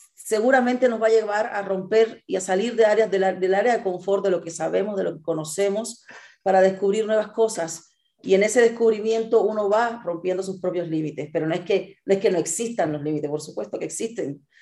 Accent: Cuba; also born or lived in Mexico City, Mexico / Monterrey, Mexico; now in Mexico; yo crecí en Cuba

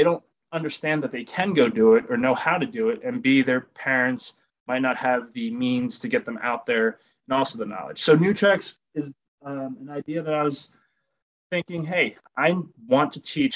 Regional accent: New Jersey, United States; also born or lived in Connecticut / Massachusetts; now in Denver, United States; I grew up in New Jersey where it was kind of more urban environments, New Jersey, Connecticut

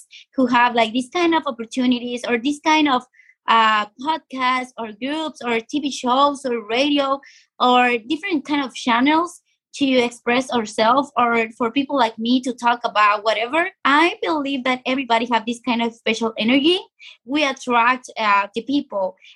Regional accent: Sonora, Mexico; now in Tijuana, Mexico; I'm from Mexico. I was born in Sonora, but now I'm living here in Baja California.

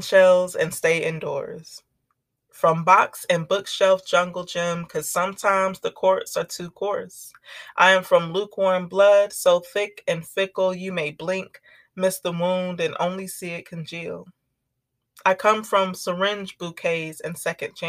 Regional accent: North Carolina, United States; now in Kentucky, United States; I'm originally from the Blue Ridge Mountains of Western North Carolina

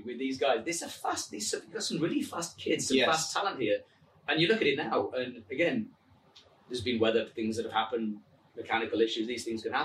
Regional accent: England, United Kingdom; accent: English; my English accent

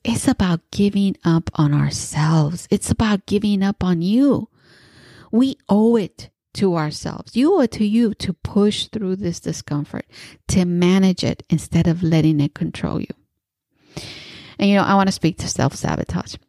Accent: East Bay, California, United States; I am from the East Bay and my neighbor is San Francisco

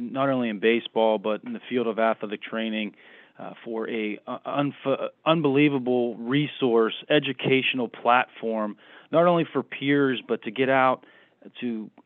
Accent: Pittsburgh, Pennsylvania, United States; moved away as an adult; also born or lived in Cleveland / Los Angeles; Born and raised in Pittsburgh

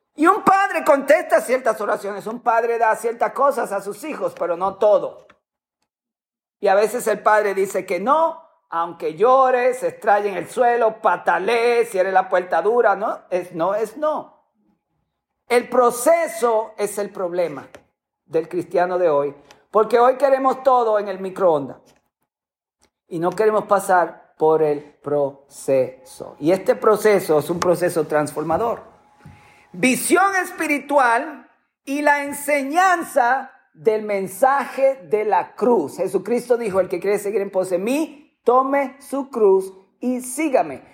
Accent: Dominican Republic; moved away; cantábamos en mi país

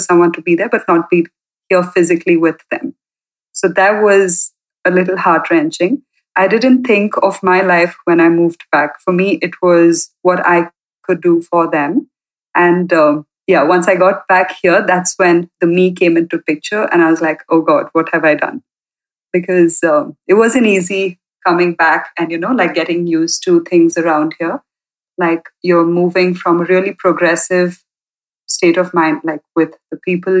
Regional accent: India; also born or lived in Ireland; now in Coorg, India; I moved back to India from Ireland. So I was in Ireland for about 3.5 years. And I moved back just to be closer to home and to my family.

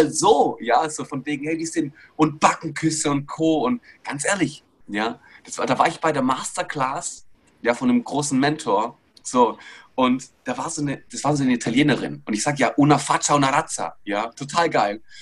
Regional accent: Greece; now in Stuttgart, Germany; Und irgendwann bin ich über die Königstraße in Stuttgart durchgelaufen, als Grieche, ja, wohlgemerkt.

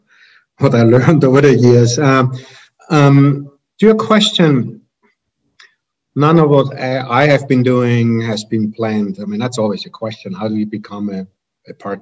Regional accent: Austria; moved away as an adult; also born or lived in Germany / Vienna, Austria; now in United States; I'm from Austria originally, got my PhD in Germany

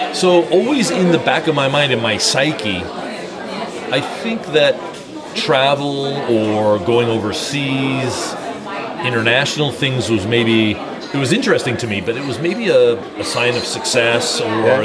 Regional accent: Seattle, Washington, United States; Being from Seattle

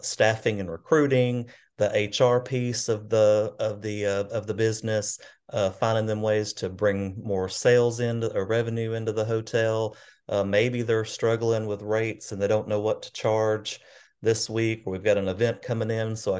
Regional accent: Arab, Alabama, United States; now in Gadsden, United States; I grew up in North Alabama, in a town called Arab, Alabama, about population about 7,000 maybe. So small hometown

